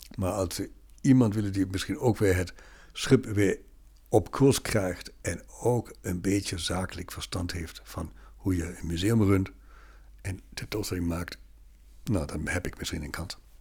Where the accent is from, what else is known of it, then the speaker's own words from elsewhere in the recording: Bremen, Germany; Dutch is a second language; moved away as an adult; also born or lived in Berlin / Tübingen / Lübeck / Regensburg; now in Netherlands; ik ben Noorderling in Bremen opgegroeid